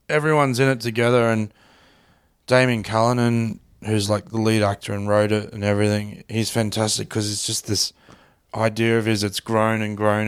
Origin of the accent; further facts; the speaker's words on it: Australia; I'm this Aussie bloke from the suburbs